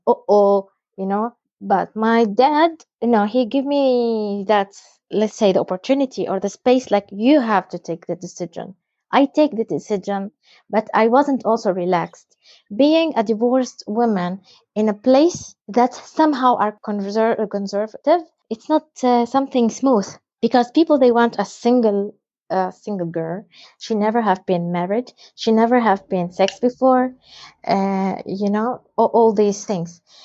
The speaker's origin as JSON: {"language": "English", "region": "West Bank", "country": "Palestine", "said": "we are all Palestinians, but we have a different ID. My ID is green"}